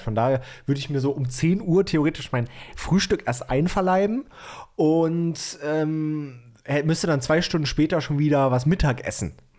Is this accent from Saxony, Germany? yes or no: yes; Bautzen, Saxony, Germany; moved away; Ich habe dir ja aus meiner Heimat ein richtig geiles Set an Leckereien aus Bautzen mitgebracht